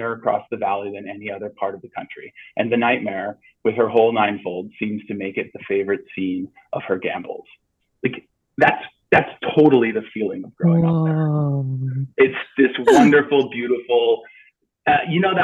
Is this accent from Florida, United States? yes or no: no; Sleepy Hollow, New York, United States; moved away; I was born in Phelps Memorial Hospital in Sleepy Hollow.